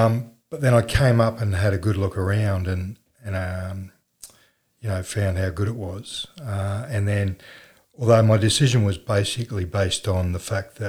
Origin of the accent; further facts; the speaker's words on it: Wagga Wagga, New South Wales, Australia; moved away as an adult; also born or lived in Sydney / Newcastle; born and bred in Wagga.